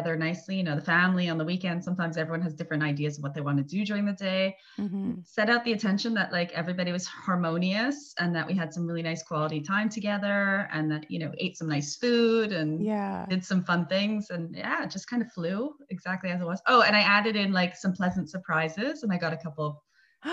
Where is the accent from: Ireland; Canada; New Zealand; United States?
Canada; Montreal, Quebec; moved away as an adult; now in Italy; I'm from Montreal, Canada, but I've been living here, I think, 16 years.